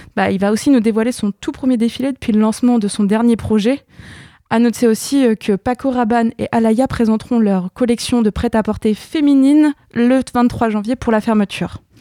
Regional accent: France; je suis française

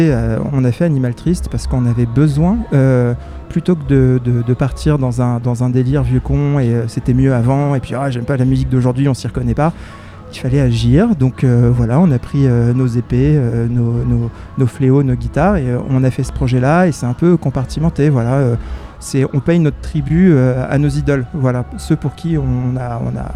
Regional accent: Evreux, Normandy, France; moi, je suis métisse, je suis d'Evreux.

